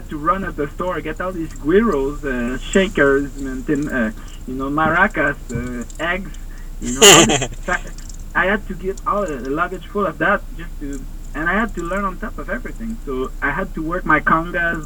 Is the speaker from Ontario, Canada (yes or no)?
no; Montreal, Quebec, Canada; I'm from Montreal